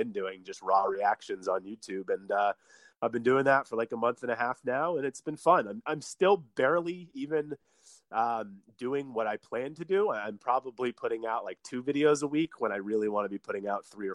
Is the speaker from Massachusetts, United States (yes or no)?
yes; Boston, Massachusetts, United States; I'm from Boston, Massachusetts